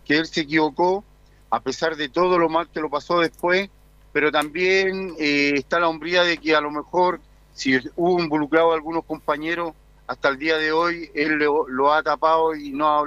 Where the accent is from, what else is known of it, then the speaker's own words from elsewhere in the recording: Valparaíso, Chile; por mucho que yo nací en Wander, soy porteño